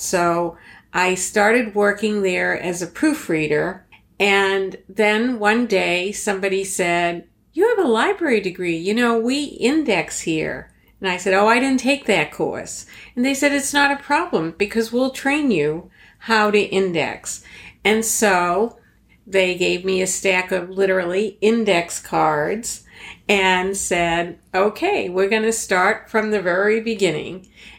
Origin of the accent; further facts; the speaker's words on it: Boston, Massachusetts, United States; accent: Boston; I still have a trace of my Boston accent, but back in the 1970s, it was even much stronger.